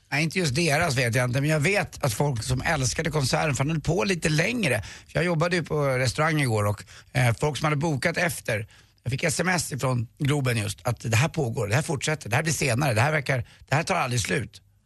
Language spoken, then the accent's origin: Swedish; Stockholm, Stockholm County, Sweden; Jag, jag är uppvuxen på Karlavägen 117